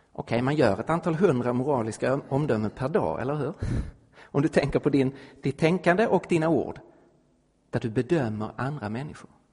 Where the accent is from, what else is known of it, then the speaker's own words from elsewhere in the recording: Sweden; also born or lived in Stockholm; som svensk